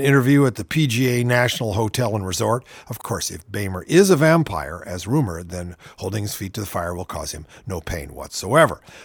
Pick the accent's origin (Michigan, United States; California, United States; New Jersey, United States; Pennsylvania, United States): California, United States; I'm from California.